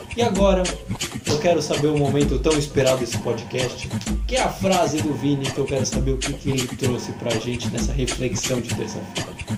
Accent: Baixada Santista, São Paulo, Brazil; a gente é da Baixada Santista, então eu falo aqui por, aqui por Santos porque a gente é daqui da Baixada

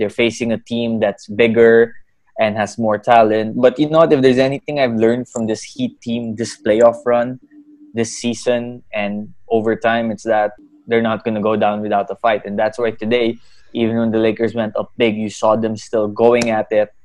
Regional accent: Philippines; I grew up in the Philippines. Born and raised in the Philippines, in fact, Filipino citizen too.

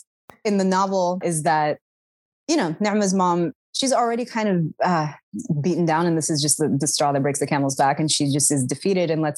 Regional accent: Washington, District of Columbia, United States; accent: Sudani; I did not grow up in the suburbs. I grew up in Washington, D.C.

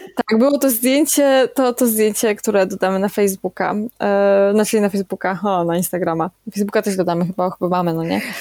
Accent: Kędzierzyn-Koźle, Opole Voivodeship, Poland; jestem dziewczyna z Kędzierzyna

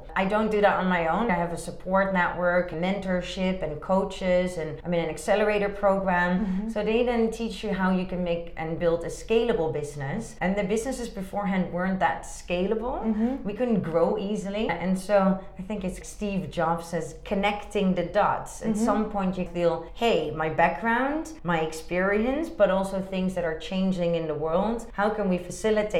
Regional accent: Amsterdam, North Holland, Netherlands; moved away as an adult; also born or lived in Hong Kong / Rotterdam; now in China; I'm originally from Amsterdam, the Netherlands

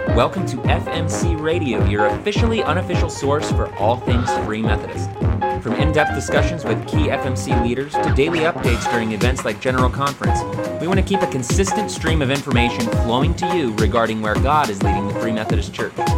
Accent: Youngstown, Ohio, United States; also born or lived in Pennsylvania; so I grew up in the Youngstown area um, and then uh, lived here the majority of my life

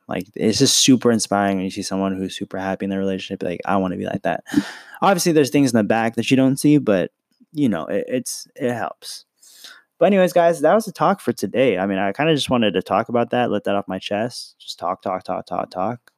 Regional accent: San Francisco, California, United States; I was born in San Francisco

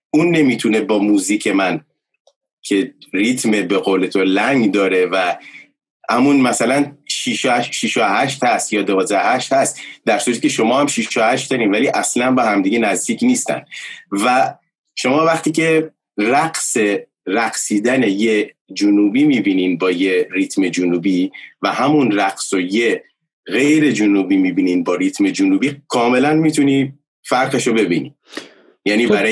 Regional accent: Bushehr, Bushehr Province, Iran; که از بوشهر میام

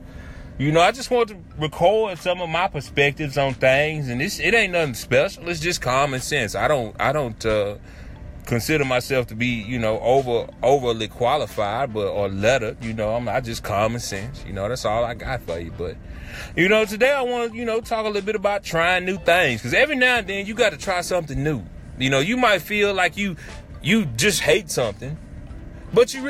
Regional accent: Shreveport, Louisiana, United States

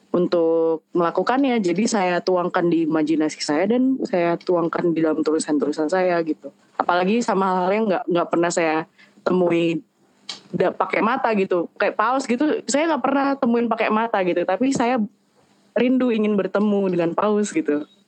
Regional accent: Depok, West Java, Indonesia; moved away as an adult; also born or lived in Jakarta; now in Yogyakarta, Indonesia; aku gede di Depok dan uh, apa-apanya di Jakarta gitu dan sekarang pindah ke Jogja udah dua tahun

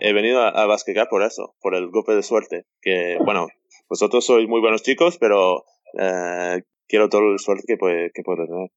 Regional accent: Seattle, Washington, United States; Spanish is a second language; moved away as an adult; also born or lived in Valencia, Spain / Tenerife, Spain; now in Berlin, Germany; soy de Seattle, donde está lloviendo todo, el año

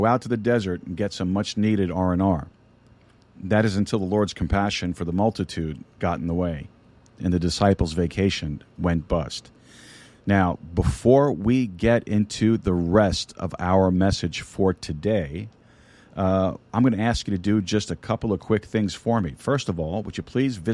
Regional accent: New York City, New York, United States; I'm a Sicilian from Brooklyn

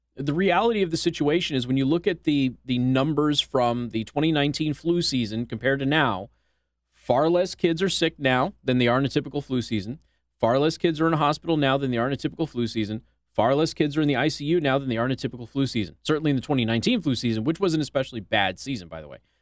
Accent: Las Vegas, Nevada, United States; now in Indiana, United States; my friends in my hometown in Las Vegas

